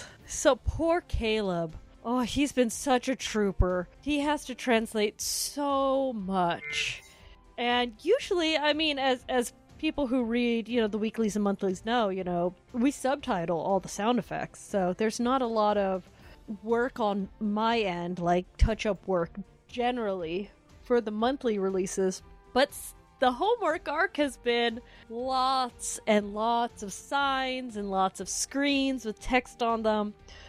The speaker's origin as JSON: {"language": "English", "country": "Canada", "said": "I'm Canadian, I know."}